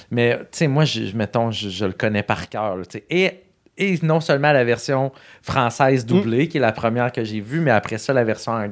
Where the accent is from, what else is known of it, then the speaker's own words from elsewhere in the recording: Rimouski, Quebec, Canada; Moi, je viens de Rimouski, hein, ville